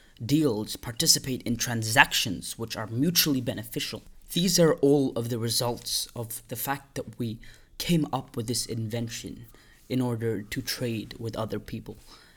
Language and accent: English; India; English is a second language; I'm Indian, and although I am Indian, I've lived most of my life outside of India, but I currently do live in India.